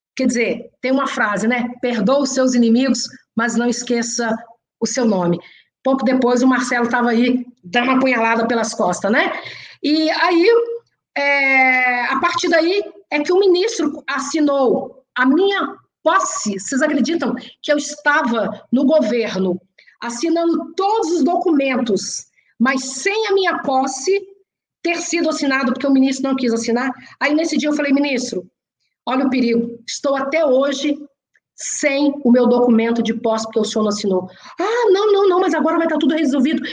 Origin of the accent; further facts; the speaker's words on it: Belo Horizonte, Minas Gerais, Brazil; eu sou de Belo Horizonte